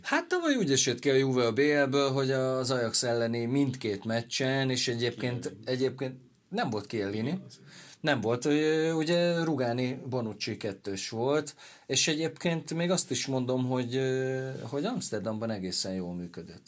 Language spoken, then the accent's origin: Hungarian; Veszprém, Veszprém County, Hungary; én Veszprémi vagyok